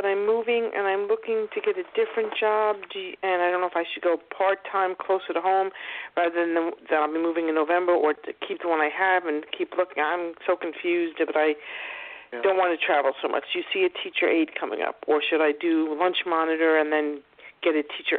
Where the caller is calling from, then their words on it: Long Island, New York, United States; Long Island.